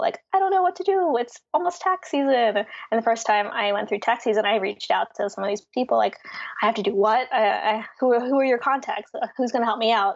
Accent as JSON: {"language": "English", "town": "Philadelphia", "region": "Pennsylvania", "country": "United States", "tie": "born or raised there", "said": "I grew up in Philly, went to college mm. in hmm. Philly"}